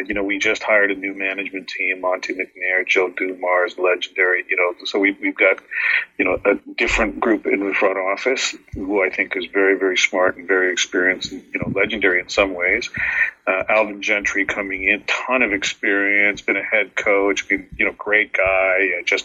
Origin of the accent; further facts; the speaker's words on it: England, United Kingdom; born there; You know, both my parents were immigrants coming to Canada in the late 60s. You know, I was born in England, but you know, that's my ancestral home.